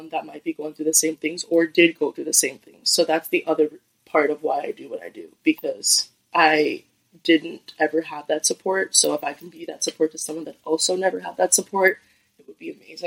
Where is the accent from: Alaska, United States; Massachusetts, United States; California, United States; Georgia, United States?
Massachusetts, United States; Lowell; I'm born and raised in Lowell, Massachusetts